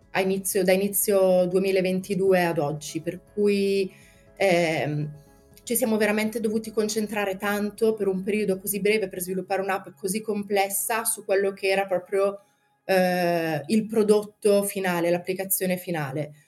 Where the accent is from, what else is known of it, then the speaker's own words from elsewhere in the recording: Brescia, Lombardy, Italy; sono di Brescia